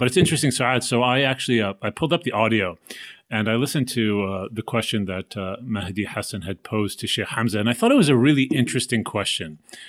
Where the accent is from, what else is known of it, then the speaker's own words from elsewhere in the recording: Kuwait; also born or lived in United States; I came to America when I was 2 years old, Palestinian family, and we grew up in Kuwait.